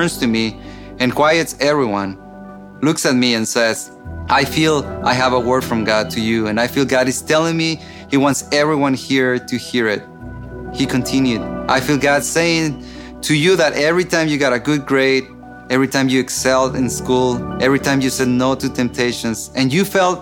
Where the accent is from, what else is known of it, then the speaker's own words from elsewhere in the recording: Mexico; moved away; I grew up in Mexico in a dysfunctional family